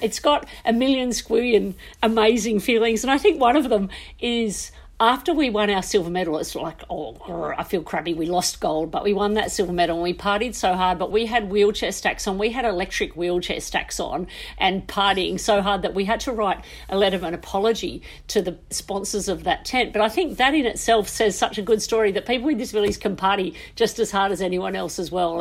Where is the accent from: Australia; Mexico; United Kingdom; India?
Australia; we are so lucky as Australian athletes that we live in this absolutely sport passionate nation